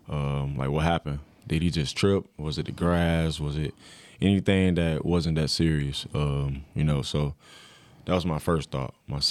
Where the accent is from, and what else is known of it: Florida, United States; born or raised there; moved away as an adult